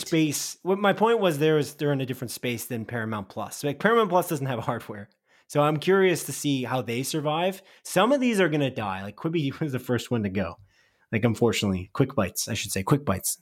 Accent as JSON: {"language": "English", "country": "Canada", "said": "I'm Canadian"}